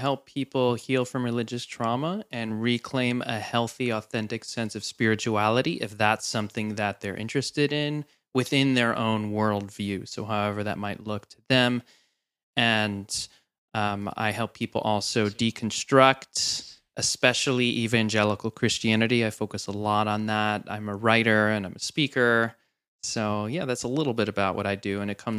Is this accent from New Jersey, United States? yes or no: yes; New Jersey, United States; So I was born into the church, and they started the church right around when I was born in New Jersey.